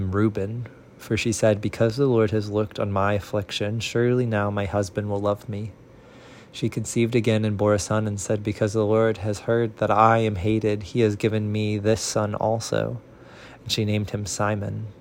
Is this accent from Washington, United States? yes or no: no; Central Illinois, United States; now in Nashville, United States; a person born and raised in Central Illinois, reading from Nashville, Tennessee.